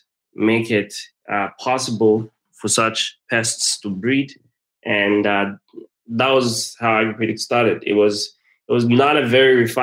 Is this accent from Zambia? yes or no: yes; Zambia; I'm from Zambia